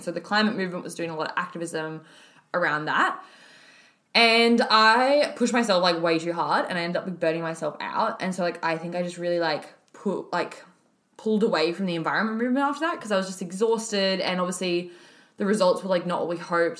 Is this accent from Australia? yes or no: yes; Alice Springs, Northern Territory, Australia; moved away as an adult; now in Melbourne, Australia; I was actually born and raised in Alice Springs in the Northern Territory, and I moved to Melbourne six years ago for uni.